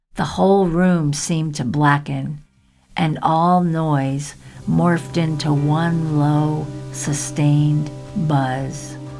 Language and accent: English; the South, United States; moved away; growing up hippie, surviving the South, and getting the hell out